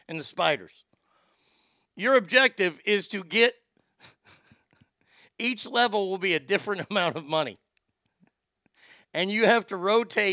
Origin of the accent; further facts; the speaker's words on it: Garland, Texas, United States; Garland, my hometown